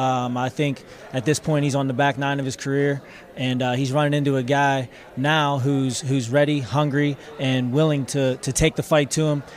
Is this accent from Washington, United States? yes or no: no; Pittsburgh, Pennsylvania, United States; now in Naples, United States; I'm born and raised in Pittsburgh and living in Naples, Florida now